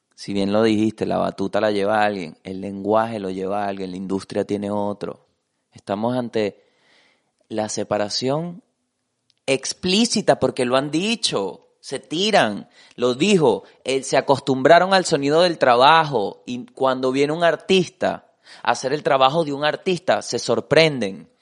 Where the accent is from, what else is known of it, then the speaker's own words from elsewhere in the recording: Venezuela; Como venezolano